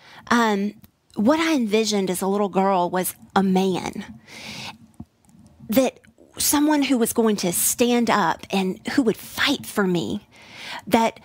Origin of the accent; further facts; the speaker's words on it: Tennessee, United States; also born or lived in Midwest; now in Texas, United States; I have a lovely accent that is not Texas-based. I was born in the Midwest. I was raised in Tennessee, and I am coming alive in Texas